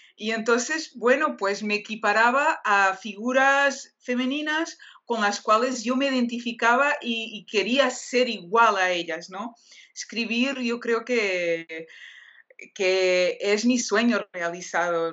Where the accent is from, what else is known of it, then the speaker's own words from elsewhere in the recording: Portugal; Spanish is a second language; soy portuguesa